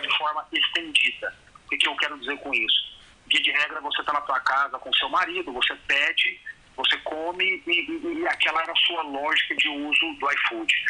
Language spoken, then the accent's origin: Portuguese; Brazil; A gente, como brasileiro